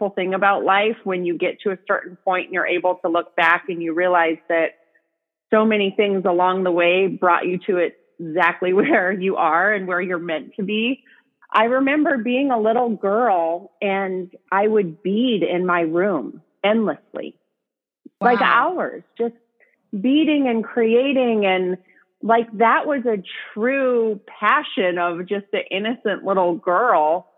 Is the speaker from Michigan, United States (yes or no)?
no; Cheney, Washington, United States; A little town called Cheney, Washington. It's gotten bigger now, but when I grew up, it had one stoplight